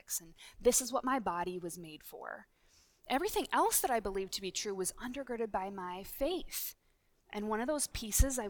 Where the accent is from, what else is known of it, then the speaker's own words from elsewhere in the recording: Minnesota, United States; we're from the same state